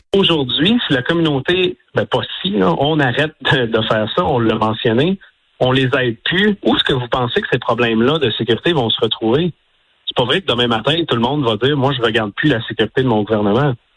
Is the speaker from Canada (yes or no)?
yes; Quebec, Canada; chez nous, au Québec